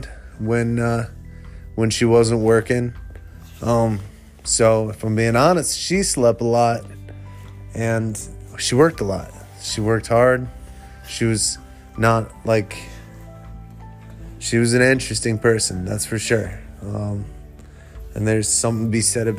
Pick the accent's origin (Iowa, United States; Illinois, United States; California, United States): Iowa, United States; Manchester; growing up in Manchester, it wasn't the town it is now